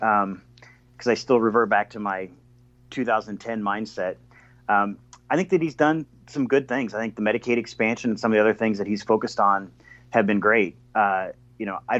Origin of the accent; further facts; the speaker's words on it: Iowa, United States; when I was growing up in Iowa